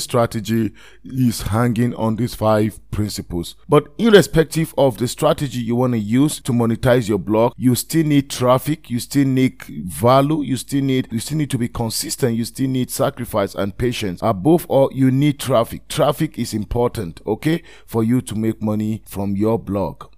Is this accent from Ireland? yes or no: no; Nigeria; I am a Nigerian